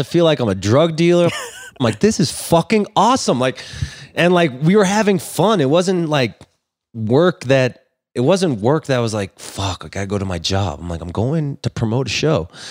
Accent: Los Angeles, California, United States; I grew up in Los Angeles

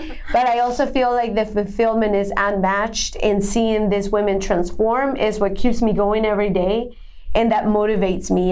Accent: Bogotá, Bogotá Capital District, Colombia; English is a second language; moved away as an adult; now in United States; I was born and raised in Bogota, Colombia

